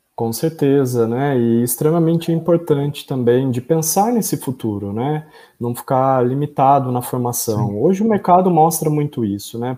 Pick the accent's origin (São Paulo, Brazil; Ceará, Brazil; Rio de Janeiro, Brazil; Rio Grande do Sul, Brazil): São Paulo, Brazil; São Pedro; São Pedro, que é interior de São Paulo, né, que é um local, né, minha terra natal